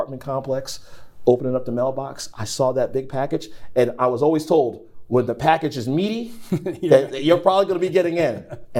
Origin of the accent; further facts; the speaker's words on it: Long Island, New York, United States; born there; That's exactly right. I was born in Long Island.